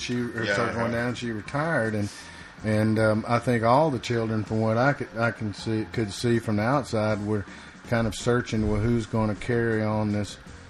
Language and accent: English; Rome, Georgia, United States; I was born north a couple hours, outside of Rome in that area.